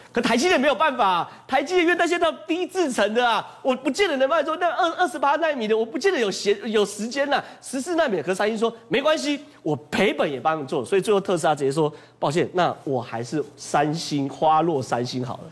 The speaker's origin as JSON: {"language": "Chinese", "country": "Taiwan", "said": "我们台湾人叫核融合。"}